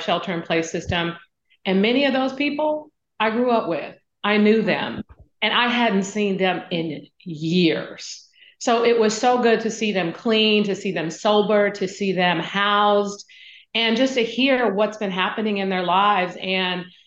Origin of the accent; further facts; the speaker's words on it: San Francisco, California, United States; when I was growing up in San Francisco in public housing, my grandmother was raising me